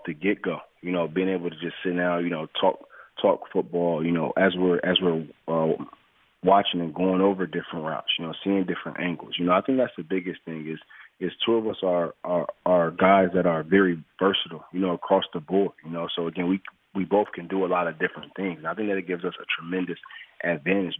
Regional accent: Detroit, Michigan, United States; moved away as an adult; now in Los Angeles, United States; me growing up in Detroit

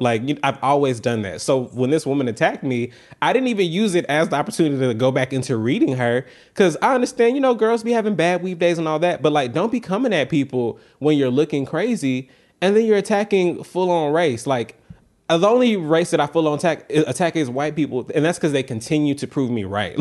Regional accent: the South, United States; I'm from the South

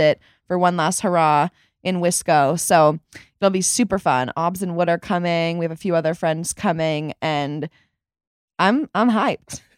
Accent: Chicago, Illinois, United States; I was born in Chicago, my whole family's from Chicago

